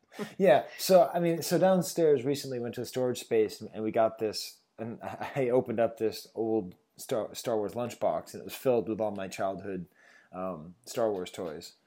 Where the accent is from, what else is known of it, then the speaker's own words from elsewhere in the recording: Boston, Massachusetts, United States; I'm from Boston